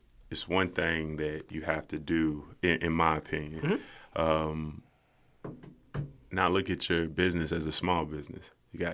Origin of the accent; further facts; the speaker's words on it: Lexington, Kentucky, United States; I want to show people that I come from Winburn. If anybody in Lexington, you know where that's at. You know, okay. I grew up on Kenton Street, right down the street.